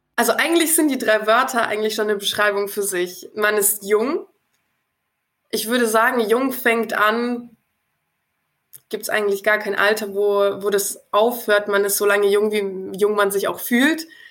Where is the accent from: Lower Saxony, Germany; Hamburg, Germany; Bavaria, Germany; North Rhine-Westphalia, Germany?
Bavaria, Germany; Nuremberg